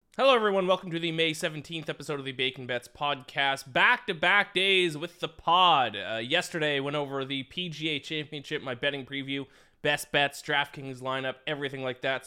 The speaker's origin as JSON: {"language": "English", "country": "Canada", "said": "as a Canadian myself"}